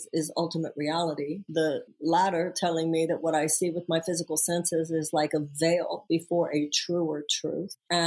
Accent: Houston, Texas, United States; I am from Houston, Texas

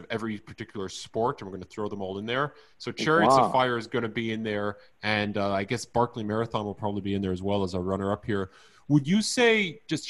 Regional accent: United States; now in Israel; I'm American originally, but I'm based these days in Israel

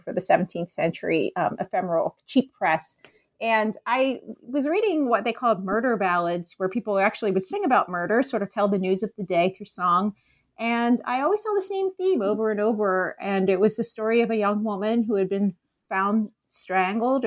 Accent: Philadelphia, Pennsylvania, United States; now in Chicago, United States; I grew up in Philadelphia, so I'm not from here

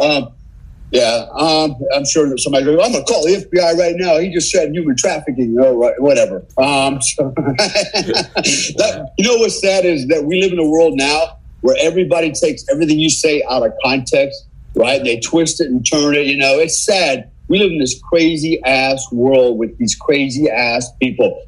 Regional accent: United States; I'm an American

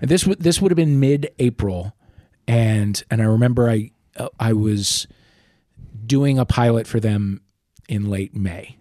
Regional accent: St. Louis, Missouri, United States; moved away as an adult; also born or lived in New York; I grew up in Saint Louis

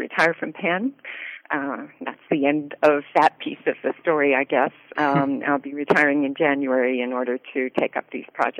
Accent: Canada; moved away as an adult; also born or lived in Winnipeg / Ottawa / London; now in United States; Born and raised in Canada. I lived in Winnipeg and Ottawa, and I went to McGill for my first degree, and then I went to Yale, and I've been in the States ever since

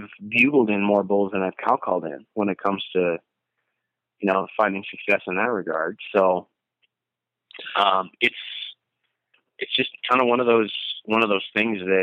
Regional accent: Blaine, Minnesota, United States; moved away as an adult; now in Bozeman, United States; I moved from Minneapolis, where I grew up, North Minneapolis, in a little suburb called Blaine

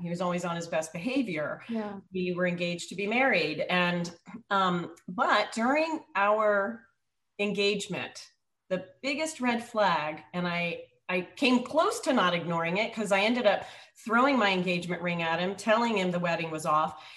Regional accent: Virginia, United States; moved away as an adult; also born or lived in up north; I was living up north and I'm from Virginia

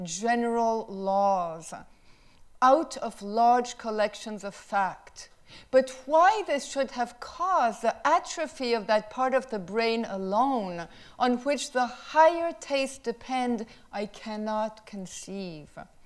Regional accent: France; moved away; I came from France

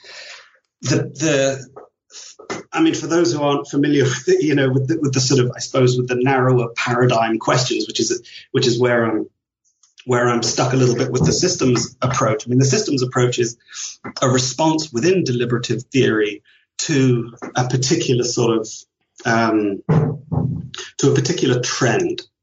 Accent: Leicester, East Midlands, United Kingdom; moved away as an adult; also born or lived in London / Ireland / Vancouver; I was born in London, grew up in Leicester, which is a small industrial town in the middle of England

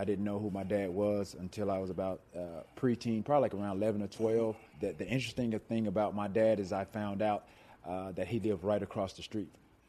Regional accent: the South, United States; growing up in the South, went to church every Sunday throughout the course of the week.

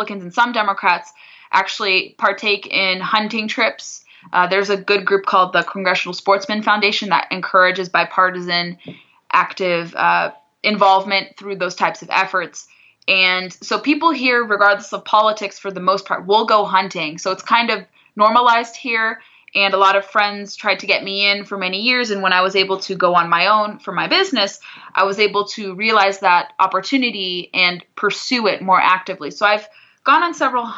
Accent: southern Orange County, Southern California, United States; I grew up in southern Orange County

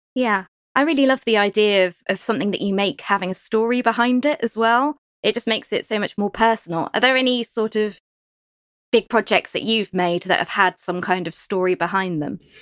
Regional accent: Cornwall, South West England, United Kingdom; being Cornish

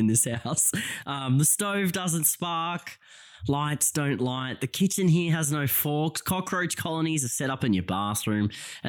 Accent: Melbourne, Victoria, Australia; I grew up in Melbourne. My mum came to Australia from Lebanon, and instead of going to Western Sydney, like the rest of my family, the rest of the Lebs, she set up in Bayswater. In the outer suburbs of Melbourne

